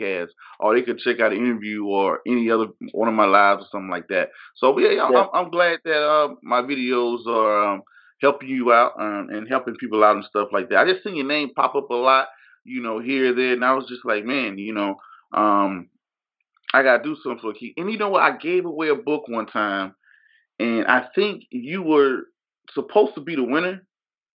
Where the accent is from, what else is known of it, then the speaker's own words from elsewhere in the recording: Georgia, United States; moved away; I'm from Georgia originally